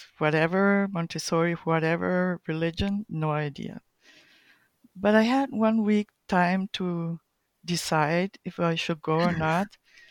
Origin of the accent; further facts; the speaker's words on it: Colombia; also born or lived in Chile; But main thing, I was born in Chile and grew up in Colombia. So those are my roots, main roots.